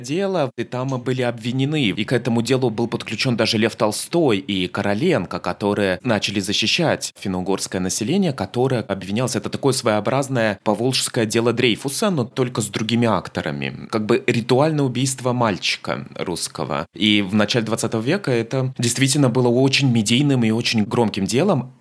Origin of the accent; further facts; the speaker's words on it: Moscow, Russia; я москвич